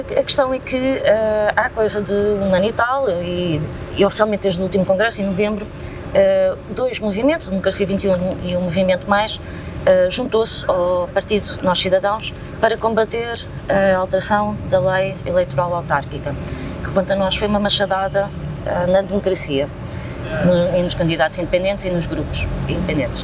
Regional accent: Lisbon, Portugal; Sou lisboeta e cá nasci e cá vivo.

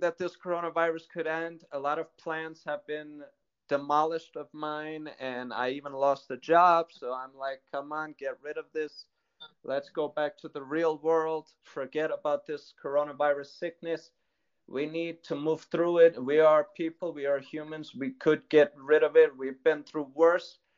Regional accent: New York City, New York, United States; Well, originally I was born and raised in the United States. Uh, right. So, uh, but I was born in New York City

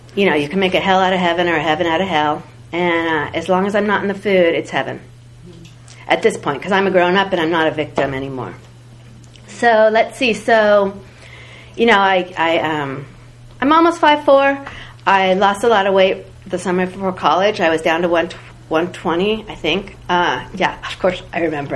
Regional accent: the Bay Area, California, United States; I grew up in the Bay Area

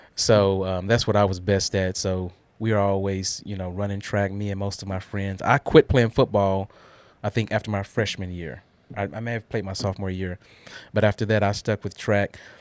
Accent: Guthrie, Oklahoma, United States; now in Murfreesboro, United States; I grew up in Guthrie

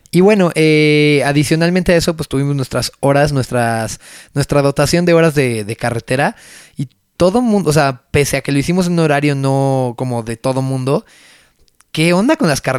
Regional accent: Mexico; pero así somos los mexicanos.

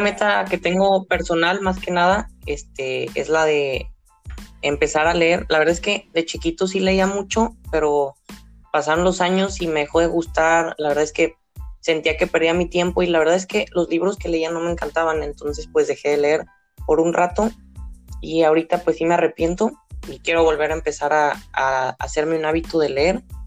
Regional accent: Guadalajara, Jalisco, Mexico; soy de Guadalajara, Jalisco

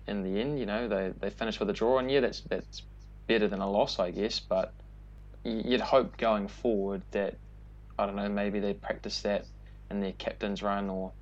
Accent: New Zealand; being a Kiwi

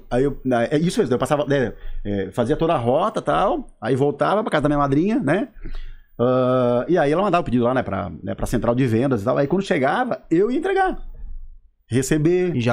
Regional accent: Siderópolis, Santa Catarina, Brazil; sou aqui do Caravaggio, mas sou importado, né? Vim de Siderópolis, na verdade, né?

